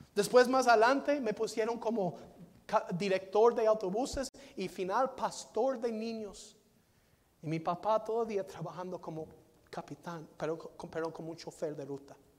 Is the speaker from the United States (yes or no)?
yes; Lewisville, Texas, United States; Louisville, Texas, donde yo nací